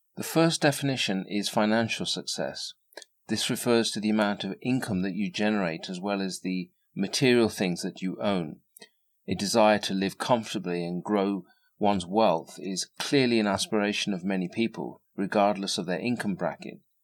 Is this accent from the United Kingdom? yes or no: yes; England, United Kingdom; I was born and raised in England to the parents of immigrants from North India